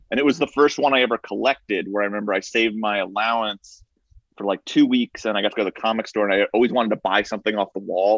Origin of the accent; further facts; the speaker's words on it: Somers, New York, United States; I grew up in Somers